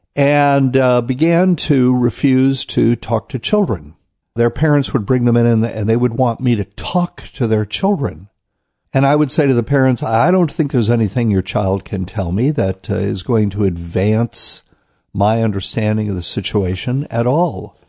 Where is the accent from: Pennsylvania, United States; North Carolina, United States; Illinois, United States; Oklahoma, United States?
North Carolina, United States; New Bern; New Bern, North Carolina, Temple Church. That's my hometown.